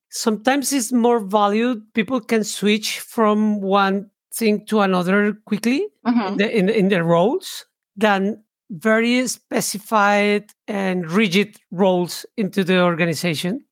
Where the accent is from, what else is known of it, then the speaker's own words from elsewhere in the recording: Bogotá, Colombia; moved away; I was born in, in Bogota, it's the capital of Colombia.